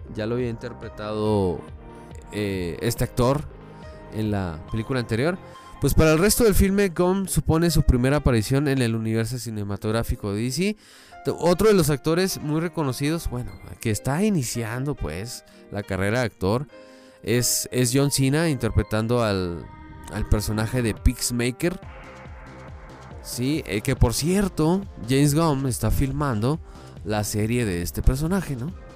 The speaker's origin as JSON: {"language": "Spanish", "region": "Chihuahua", "country": "Mexico", "said": "yo soy de Chihuahua capital, ¿verdad? Pero no soy de Ciudad Juárez."}